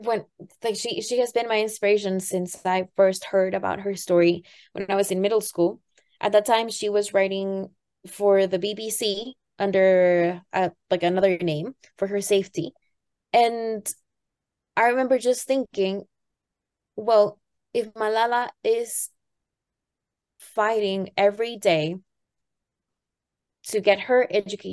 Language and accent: English; Tampico, Tamaulipas, Mexico; the city that I grew up in Tampico